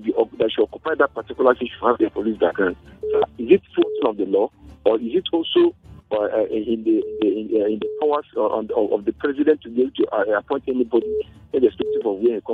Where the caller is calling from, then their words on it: Malaysia; I'm calling you from Malaysia